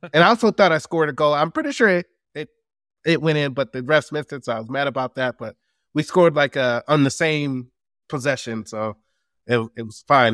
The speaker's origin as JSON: {"language": "English", "town": "Dallas", "region": "Texas", "country": "United States", "said": "I'm from Dallas"}